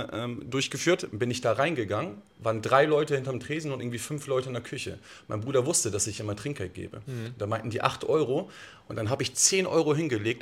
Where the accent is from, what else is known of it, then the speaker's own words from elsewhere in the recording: Oldenburg, Lower Saxony, Germany; Ich bin 34 Jahre alt, gebürtiger Oldenburger.